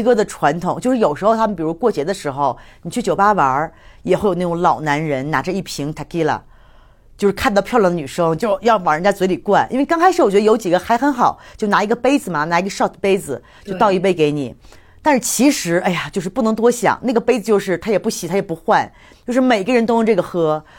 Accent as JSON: {"language": "Chinese", "country": "China", "said": "大部分人，你们那天也体会到那种完全没有觉得我们是中国人就对我们有什么不一样的看法"}